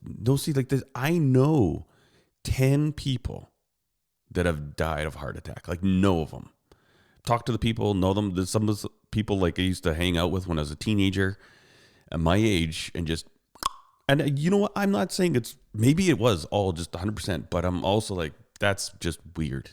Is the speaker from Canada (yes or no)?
yes; Calgary, Alberta, Canada; I was born in Calgary, Alberta, and I live in Calgary, Alberta